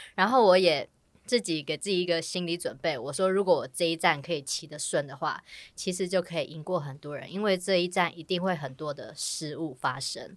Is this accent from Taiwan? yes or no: yes; Taiwan; 我们台湾人